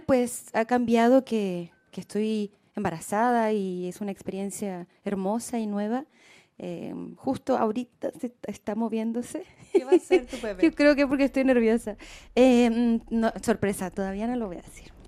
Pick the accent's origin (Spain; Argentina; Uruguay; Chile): Chile; en mi país, eh, hoy ha cambiado mucho Chile.